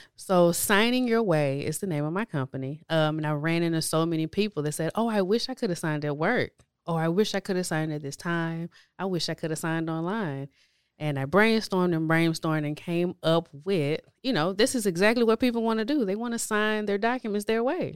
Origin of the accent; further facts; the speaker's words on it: Houston, Texas, United States; I grew up on the east side of Houston. um, near Crosby area-ish, um, and so from there, from childhood all the way up until adulthood, that's where I lived